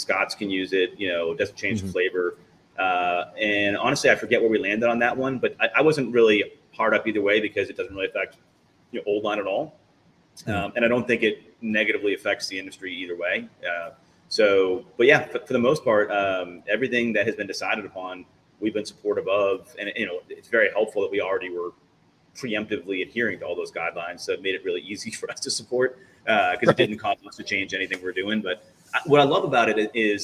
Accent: United States; also born or lived in West Coast; now in Baltimore, United States; we're American guys

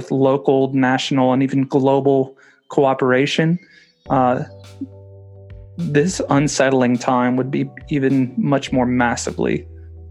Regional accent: United States; moved away as an adult; now in United Kingdom; growing up in America

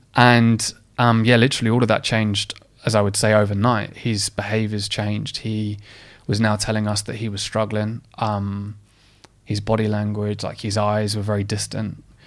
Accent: Essex, East of England, United Kingdom; I grew up in a, in, I'm, I'm from Essex

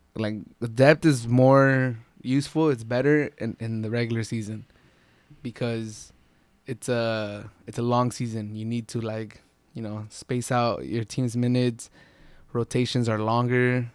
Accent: San Diego, California, United States; I'm from San Diego, I'm not from L

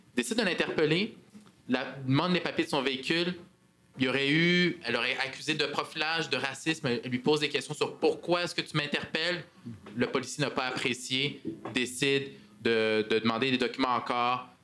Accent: Montreal, Quebec, Canada; accent: Québécois; also born or lived in Parc-Extension, Montreal; je suis arrivé, en fait, à, comme réfugié quand j'étais très jeune avec mes parents. On, on, a passé à travers le processus d'immigration ici, processus d'intégration. J'ai eu la chance d'aller dans une école privée où est-ce que je suis sorti un peu de mes cercles, mais j'ai grandi à Saint-Michel ici

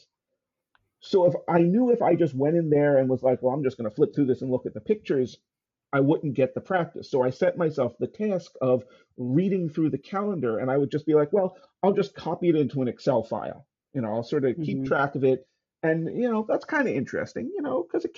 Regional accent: Baltimore, Maryland, United States; I grew up in Baltimore, where the Walters Art Gallery exists

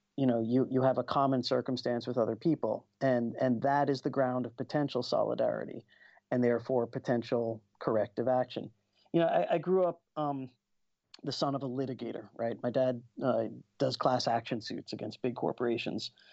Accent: United States; I grew up in the States

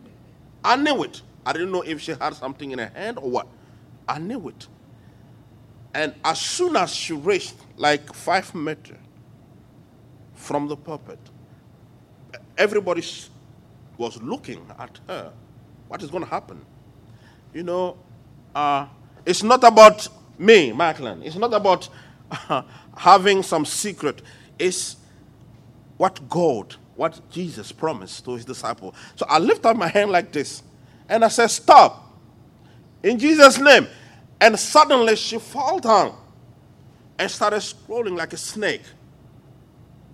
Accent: Lomé, Maritime, Togo; accent: French; English is a second language; moved away as an adult; also born or lived in United States; now in Lomé, Togo; One day I was teaching in my hometown, Lome

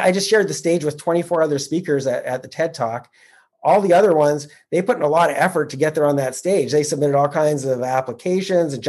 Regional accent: Canada; I'm a Canadian who started investing in the U.S.

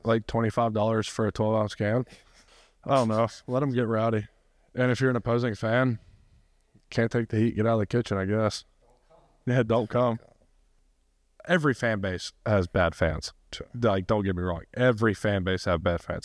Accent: Rome, Georgia, United States; moved away; I actually hate my hometown

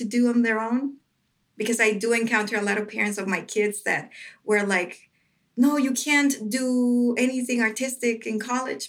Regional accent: Ciudad Juárez, Chihuahua, Mexico; English is a second language; moved away as an adult; also born or lived in Metro Detroit, United States; now in Detroit, United States; my hometown in Juarez, Mexico

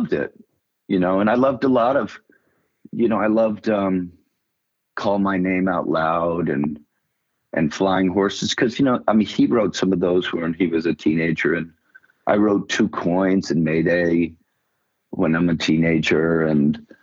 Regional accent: Greenwich, Connecticut, United States; I grew up in Greenwich, Connecticut.

